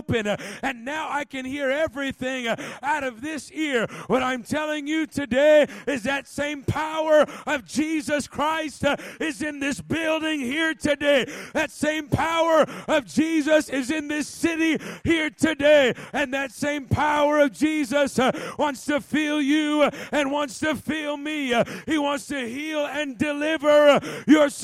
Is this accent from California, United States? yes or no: yes; Los Angeles, California, United States; moved away as an adult; now in Missouri, United States; I grew up in Los Angeles and only been here about 2 years.